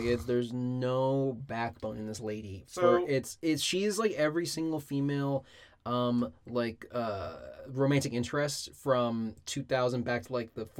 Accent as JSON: {"language": "English", "country": "United States", "said": "We're American."}